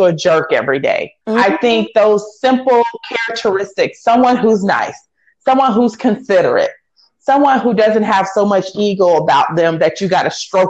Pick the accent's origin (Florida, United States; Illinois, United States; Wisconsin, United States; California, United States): Florida, United States; Green Cove Springs; now in Chicago, United States; grew up right outside of Jacksonville, Florida, maybe 45 minutes south, in a small dairy town called Green Cove Springs, Florida